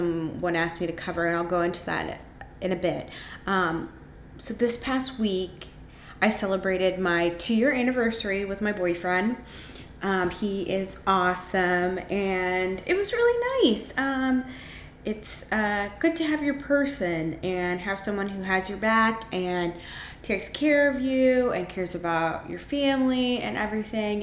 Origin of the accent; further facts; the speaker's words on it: Monterey, California, United States; We grew up together in Monterey